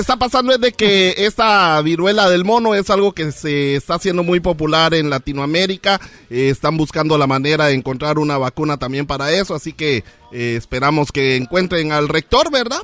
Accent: Guatemala; moved away; nos vamos a mi país natal, Guatemala

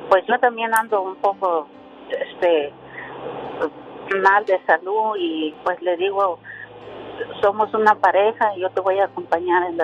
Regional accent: Guerrero, Mexico; now in United States; Nosotros somos de Guerrero.

